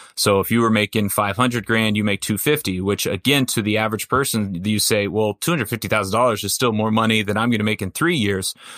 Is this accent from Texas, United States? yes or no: no; Orange County, California, United States; I grew up in Orange County